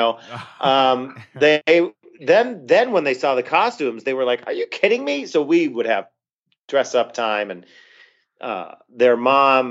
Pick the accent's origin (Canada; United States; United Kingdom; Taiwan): United States; Scranton, Pennsylvania; moved away as an adult; now in Rochester, United States; I'm originally from Scranton, Pennsylvania.